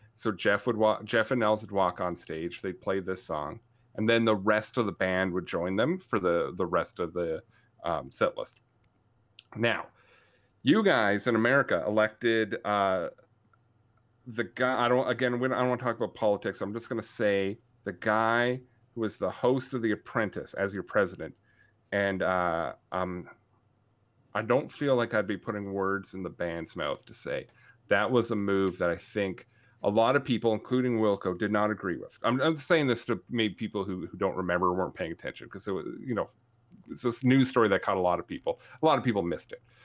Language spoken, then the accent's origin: English; Canada; I, as a Canadian